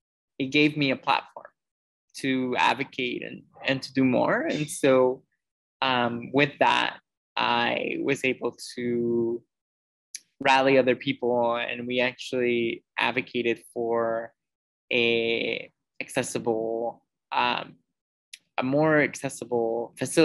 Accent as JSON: {"language": "English", "country": "Mexico", "tie": "born or raised there", "also_born_or_lived": "United States", "said": "growing up with CP was definitely, in Mexico specifically, was definitely challenging"}